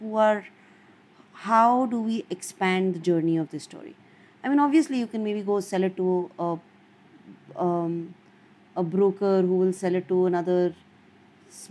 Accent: India; as an Indian filmmaker

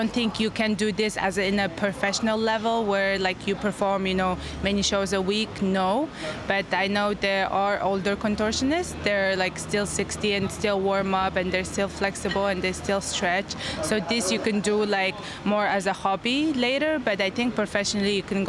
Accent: Mongolia; I'm a contortionist at Totem, and I'm from Mongolia.

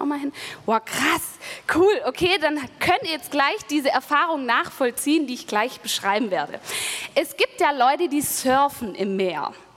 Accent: Germany; now in Stuttgart, Germany; an dem Bodensee, wo ich aufgewachsen bin

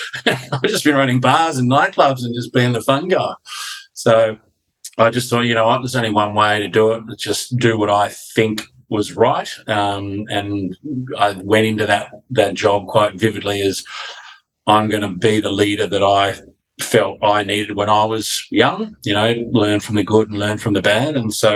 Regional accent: Canberra, Australian Capital Territory, Australia; my first job was in Canberra, where I grew up

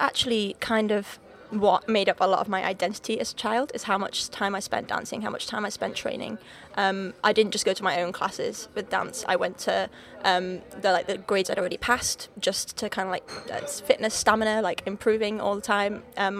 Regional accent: Wales, United Kingdom; accent: Liverpool; So I grew up in North Wales. Right on the border. Literally the closest city to me is actually England. So I'm Welsh, but not Welsh. I don't sound Welsh, I sound more Liverpool.

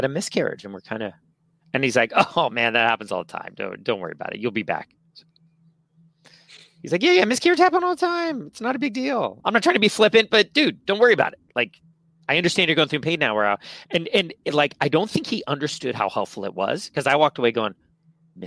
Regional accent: San Francisco, California, United States; born and raised here in San Francisco, I was born in the Castro, moved to Noe Valley when I was 4

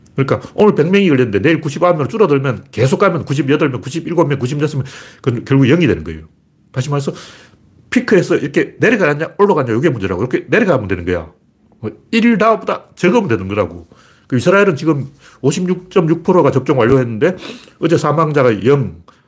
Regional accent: South Korea; 우리나라 사람 양반이에요.

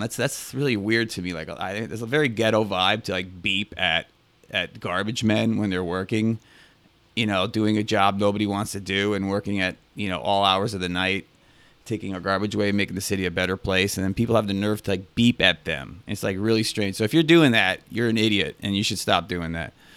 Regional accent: New York City, New York, United States; as a New Yorker

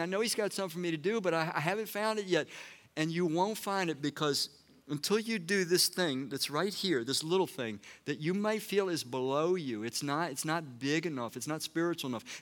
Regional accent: Washington, District of Columbia, United States; I was born in Washington, D C

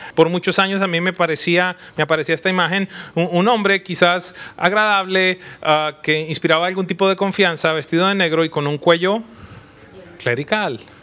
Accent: Colombia; soy colombiano

